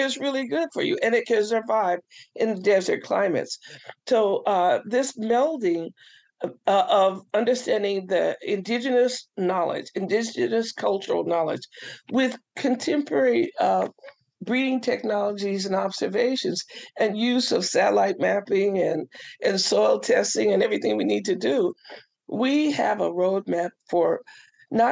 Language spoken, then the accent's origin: English; California, United States; now in Southern Maryland, United States; I'm from California